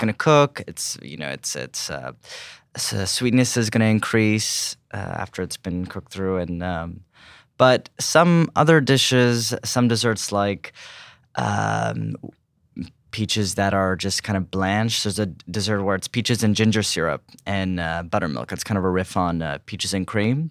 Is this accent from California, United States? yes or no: yes; California, United States; growing up in California